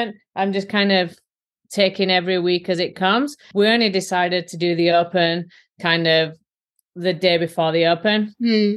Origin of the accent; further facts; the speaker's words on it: Yorkshire and the Humber, United Kingdom; accent: Yorkshire; moved away as an adult; now in United States; my Yorkshire accent